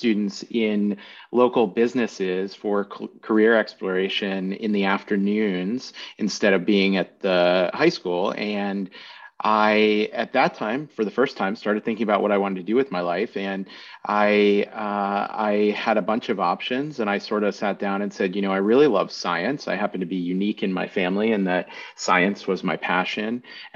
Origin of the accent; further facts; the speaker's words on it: Williamsport, Pennsylvania, United States; also born or lived in Maryland / Philadelphia, Pennsylvania; I grew up in the middle of nowhere, Pennsylvania. It's a town called Williamsport